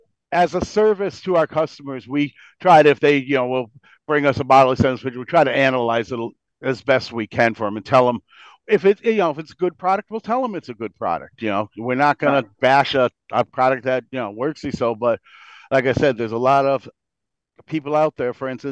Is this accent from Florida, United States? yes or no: no; Bristol, Connecticut, United States; and we're from Bristol. We live in Bristol